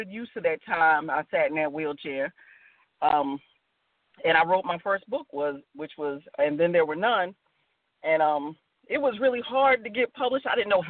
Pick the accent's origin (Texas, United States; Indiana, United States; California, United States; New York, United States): New York, United States; New Rochelle; moved away as an adult; now in North Carolina, United States; Yeah, I'm a native New Yorker, born and raised in New Rochelle, New York. I'm a North Carolinian transplant. I've been here about 10 years.